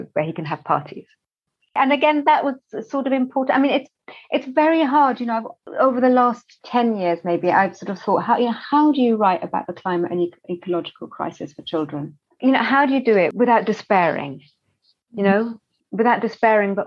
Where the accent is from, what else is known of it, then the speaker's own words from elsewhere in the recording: London, United Kingdom; as a child, even as growing up in West London